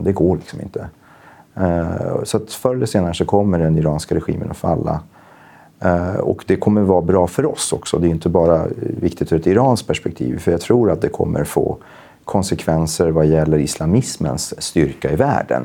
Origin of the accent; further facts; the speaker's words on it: Gävle, Gävleborg County, Sweden; jag växte upp politiskt i Gävle på 90-talet. Jag gick med i SSU